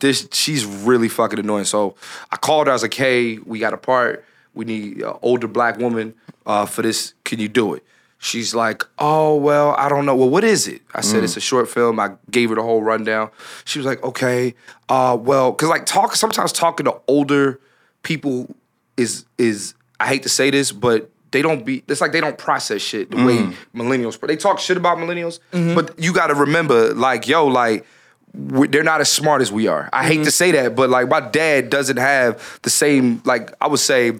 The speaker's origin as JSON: {"language": "English", "town": "Philadelphia", "region": "Pennsylvania", "country": "United States", "tie": "born or raised there", "said": "born and raised in Philadelphia"}